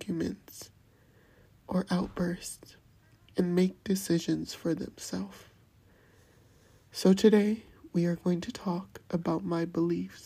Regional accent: United States

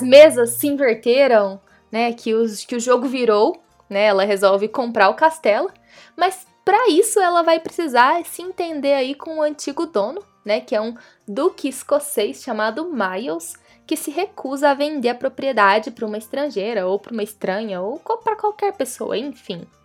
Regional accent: Brazil; A gente é brasileiro, a gente conhece a gambiarra

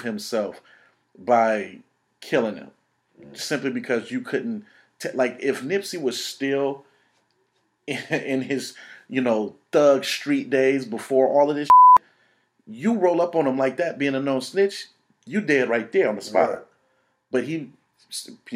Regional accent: Oakland, California, United States; I grew up in East Oakland.

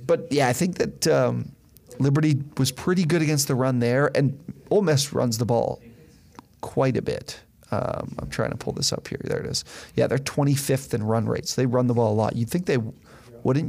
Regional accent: Canada; we're Canadian, so we went to Windsor

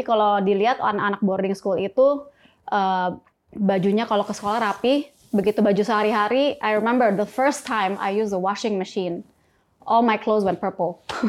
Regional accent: Sukabumi, West Java, Indonesia; moved away; also born or lived in Jakarta; saya dulu lahir di Sukabumi.

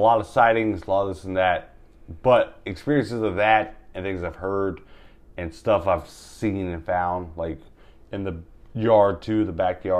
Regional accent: Georgia, United States; I'm from Georgia, which is a hot Bigfoot area.

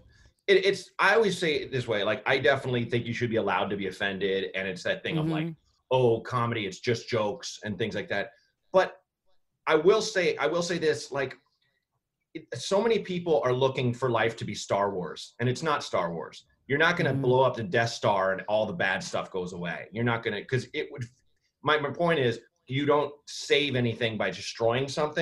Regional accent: Portland, Oregon, United States; Portland, Oregon.

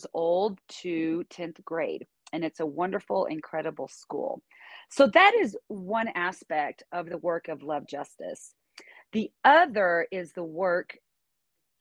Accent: Northwest Arkansas, United States; I'm originally from Northwest Arkansas

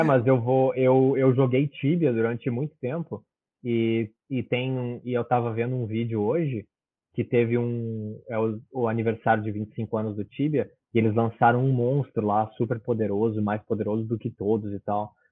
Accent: Brazil; now in Australia; certificado pela corte do Brasil, da cidade onde eu nasci

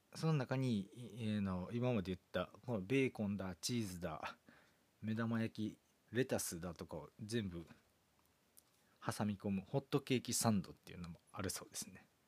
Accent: Kansai, Japan; 関西人なんですけど

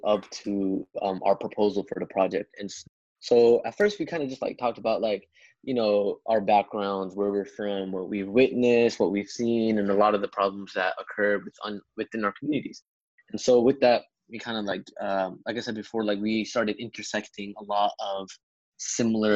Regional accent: Pakistan; I'm from Pakistan

